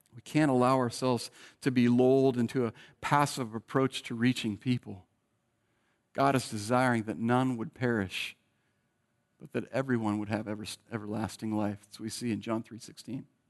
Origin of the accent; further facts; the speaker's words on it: Bay Area, California, United States; moved away; I was born in the Bay Area